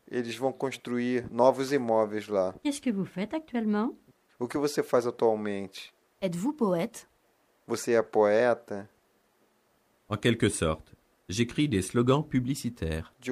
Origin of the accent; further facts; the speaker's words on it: France; born there; Parce que je suis née dans le sud de la France. Dans ma ville natale, il fait toujours beau et chaud.